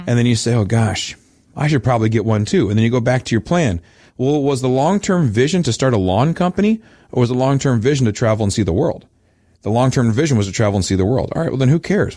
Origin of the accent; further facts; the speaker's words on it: Midwest, United States; I'm a good Midwesterner